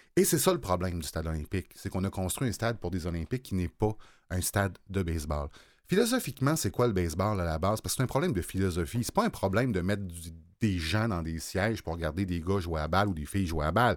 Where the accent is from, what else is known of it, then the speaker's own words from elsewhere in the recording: Baie-Saint-Paul, Quebec, Canada; j'habitais Baie-Saint-Paul quand j'étais jeune dans Charlevoix